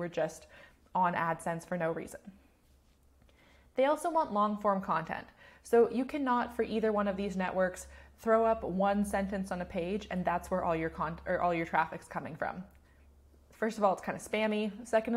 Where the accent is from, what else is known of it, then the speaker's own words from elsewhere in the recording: Canada; I'm Canadian